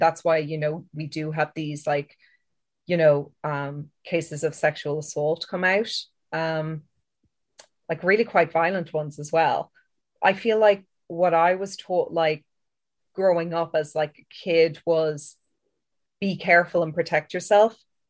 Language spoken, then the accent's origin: English; Ireland; I know that as an Irish person, we're kind of inbuilt to feel guilt and shame, like about a lot of things anyway.